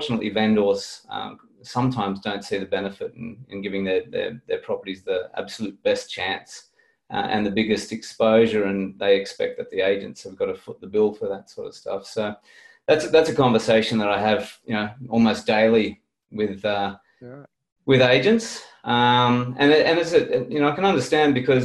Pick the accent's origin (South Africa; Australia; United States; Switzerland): Australia; Sydney, New South Wales; moved away as an adult; now in Port Macquarie, Australia; I'm originally from Sydney, from the Northern Beaches in Sydney